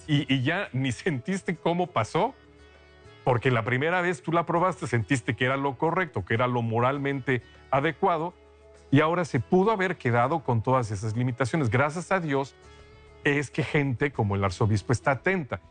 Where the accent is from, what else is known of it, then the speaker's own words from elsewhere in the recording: Mexico; moved away; Yo soy de México, hace mucho que no vivo allá